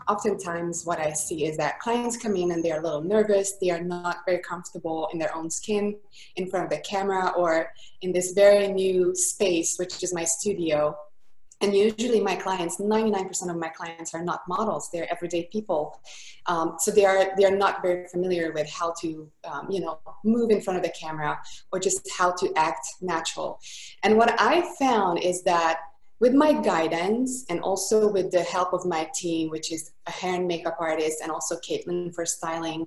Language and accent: English; Budapest, Hungary; accent: thick accent; English is a second language; now in Costa Mesa, United States; I am from Budapest, Hungary. That's why the thick accent is from.